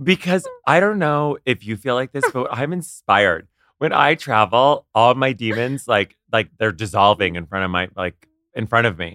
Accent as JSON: {"language": "English", "town": "Ottawa", "region": "Ontario", "country": "Canada", "tie": "born or raised there", "also_born_or_lived": "Kingston / New York", "moved": "as an adult", "said": "I grew up in Ottawa, and then I went to school"}